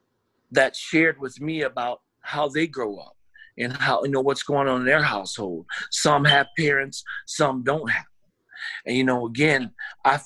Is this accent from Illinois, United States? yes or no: yes; Elgin, Illinois, United States; born and raised in Elgin, Illinois